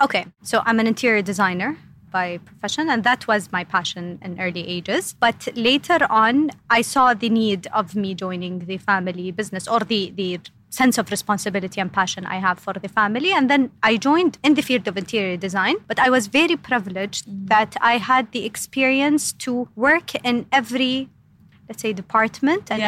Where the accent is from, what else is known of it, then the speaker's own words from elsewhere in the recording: Eastern Province, Saudi Arabia; So, I am, yes, born and raised in uh, Saudi Arabia, specifically in the eastern side of Saudi